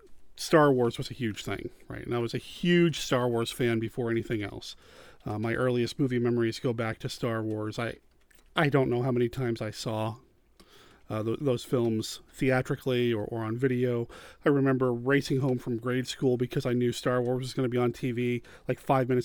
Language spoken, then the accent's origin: English; Wyoming, United States; also born or lived in Arizona / Washington / Montana; I don't remember my time growing up in Arizona, which is where I was born, but my earliest memories are from Washington. Spent some time there, moved to Montana, and then ultimately Wyoming